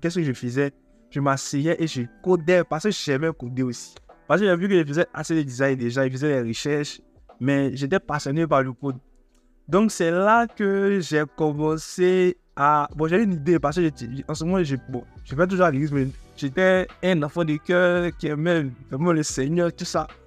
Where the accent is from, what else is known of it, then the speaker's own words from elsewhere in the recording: Togo; je suis togolais